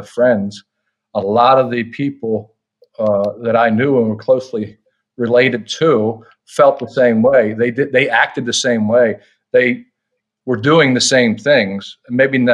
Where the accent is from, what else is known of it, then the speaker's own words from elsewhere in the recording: Lancaster County, Pennsylvania, United States; moved away as an adult; now in near DC/Baltimore, United States; we grew up in rural, conservative Lancaster County, Pennsylvania